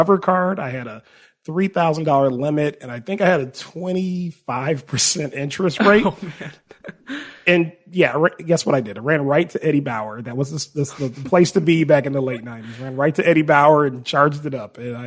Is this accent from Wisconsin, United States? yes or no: yes; Milwaukee, Wisconsin, United States; moved away as an adult; now in Arizona, United States; I grew up in Milwaukee, Wisconsin.